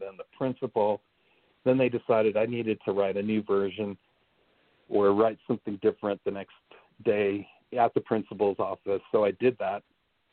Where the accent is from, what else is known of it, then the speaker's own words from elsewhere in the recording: California, United States; also born or lived in Minnesota; I was born in Minnesota, and then we moved to California when I was 8 years old